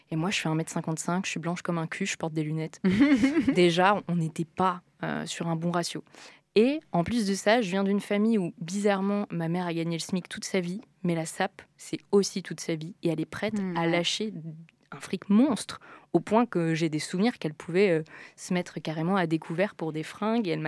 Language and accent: French; Toulon, Provence-Alpes-Côte d'Azur, France; revenir sur euh, d'où je viens, sud de la France